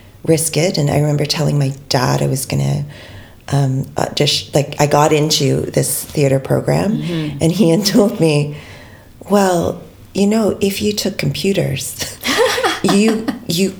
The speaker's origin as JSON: {"language": "English", "country": "Canada", "said": "as a Filipino-Canadian cis woman"}